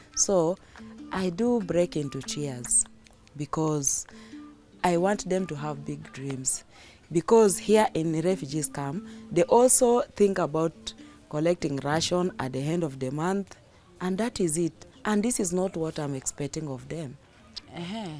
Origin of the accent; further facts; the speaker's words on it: Kakuma, Turkana County, Kenya; I was born here in Kakuma refugee camp, and I consider here as my home.